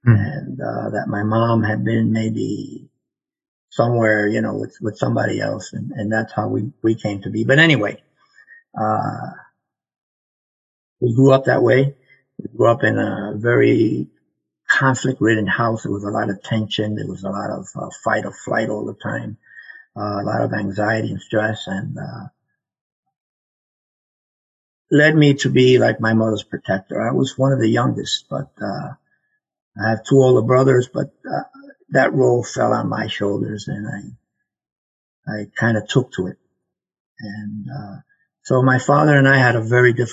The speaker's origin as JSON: {"language": "English", "town": "New York City", "region": "New York", "country": "United States", "tie": "born or raised there", "also_born_or_lived": "South Florida / Puerto Rico (ancestry)", "moved": "as an adult", "lives_now": "Canada", "said": "growing up in the Bronx, I was born in the Bronx"}